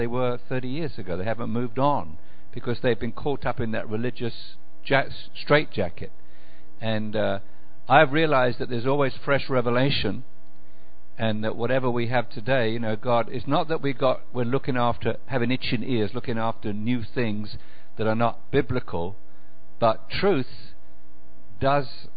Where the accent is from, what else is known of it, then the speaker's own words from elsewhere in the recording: England, United Kingdom; moved away as an adult; now in Macon, United States; from Macon, Georgia, originally from United Kingdom, England, but way back about 30 years ago